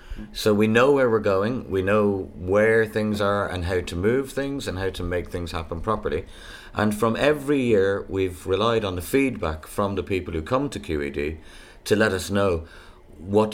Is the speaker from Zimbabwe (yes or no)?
no; Ireland; moved away; I'm an Irish blow-in